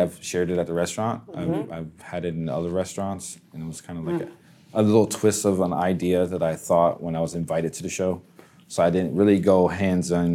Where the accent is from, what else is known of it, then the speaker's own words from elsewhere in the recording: Pennsylvania, United States; now in Casselberry, United States; I'm from Pennsylvania